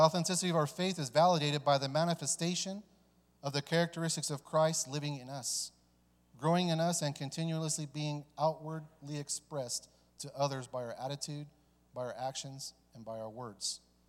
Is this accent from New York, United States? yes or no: no; California, United States; also born or lived in Dayton, Ohio; You know, I was born here in Dayton, but my father took us to California because it was easier for him to get the drugs from Mexico.